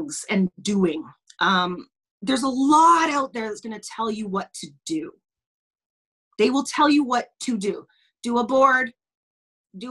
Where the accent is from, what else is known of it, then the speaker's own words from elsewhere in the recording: Lloydminster, Saskatchewan, Canada; also born or lived in United States / Yorkton / Regina; I grew up in small town Saskatchewan, blah, blah, blah, la, la, la. We moved from the States to Yorkton, to Regina, to Lloydminster, and then spent most of my growing up here in Lloydminster